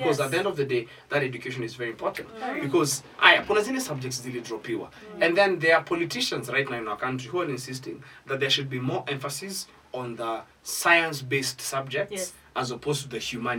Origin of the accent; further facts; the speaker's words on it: Isiolo, Isiolo County, Kenya; whenever I grew up in Isiolo, we were limited to exposure.